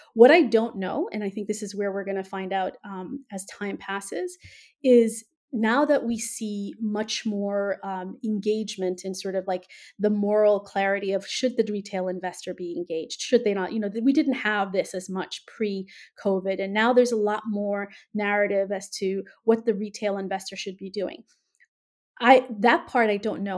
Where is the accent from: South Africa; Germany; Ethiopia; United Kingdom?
Ethiopia; now in United States; I'm originally from Ethiopia, right? So I grew up in the, in the throes of a revolution